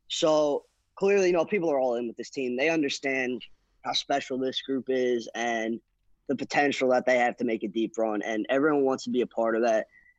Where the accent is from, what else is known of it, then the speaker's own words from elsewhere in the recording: New Jersey, United States; Yeah, because I'm from Jersey.